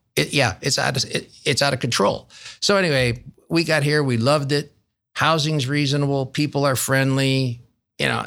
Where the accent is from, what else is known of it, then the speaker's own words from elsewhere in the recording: Rochester, New York, United States; accent: upstate New York twang; moved away as an adult; now in Columbus, United States; born and raised in Rochester, New York. And um, I, some of your listeners with a good ear will still hear that upstate New York twang